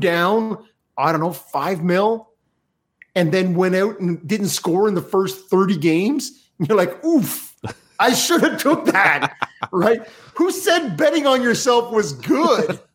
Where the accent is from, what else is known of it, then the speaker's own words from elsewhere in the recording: Canada; as a Canadian